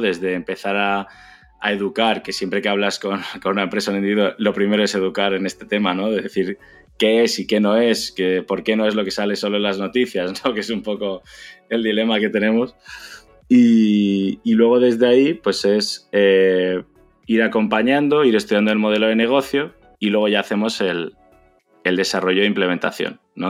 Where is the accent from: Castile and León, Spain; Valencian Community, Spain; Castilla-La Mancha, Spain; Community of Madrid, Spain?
Community of Madrid, Spain; Madrid; also born or lived in China; soy de Madrid